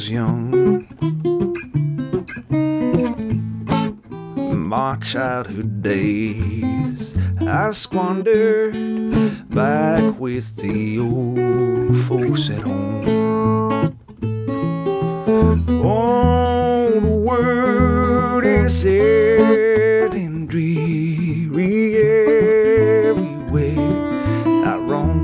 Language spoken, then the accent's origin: English; Florida Panhandle, United States; I'm from the Panhandle